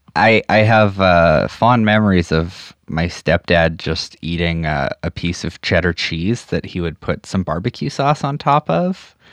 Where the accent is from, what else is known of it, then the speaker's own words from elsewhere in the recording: Saskatchewan, Canada; I grew up in the prairies, like in Saskatchewan